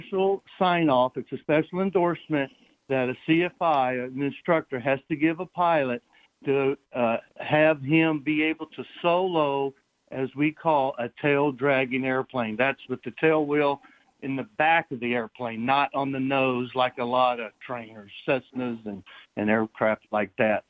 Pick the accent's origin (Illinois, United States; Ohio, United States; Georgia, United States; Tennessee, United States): Tennessee, United States; Nashville; moved away as an adult; also born or lived in California; I grew up in Nashville, Tennessee